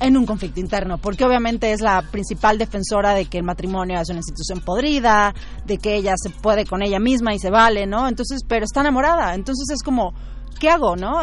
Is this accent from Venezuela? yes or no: yes; Venezuela; moved away as an adult; now in Mexico City, Mexico; Yo soy venezolana